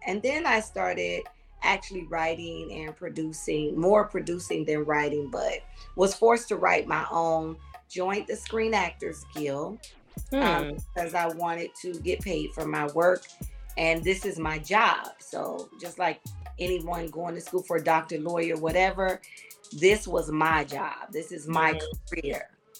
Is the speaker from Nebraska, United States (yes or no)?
no; Miami, Florida, United States; moved away as an adult; also born or lived in Los Angeles, California; now in Georgia, United States; I'm from Miami. The 305 area, and I moved to Los Angeles to pursue my acting career